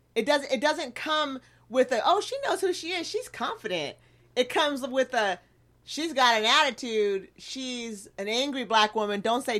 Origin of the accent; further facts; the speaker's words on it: Eugene, Oregon, United States; I grew up in Eugene, but then I traveled the world with my family. So my view is really multicultural.